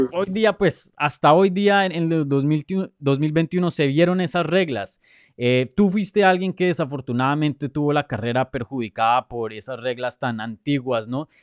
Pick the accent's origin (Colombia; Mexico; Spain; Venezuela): Colombia; yo soy colombiano